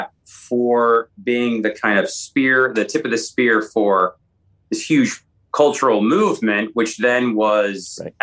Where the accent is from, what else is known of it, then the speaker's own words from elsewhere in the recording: Seattle, Washington, United States; I grew up in Seattle